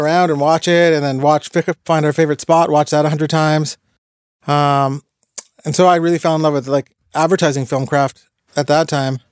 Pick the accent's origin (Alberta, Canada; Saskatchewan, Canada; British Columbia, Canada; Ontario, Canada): Ontario, Canada; Toronto; also born or lived in Montreal; I was a guy from Toronto working in Montreal speaking French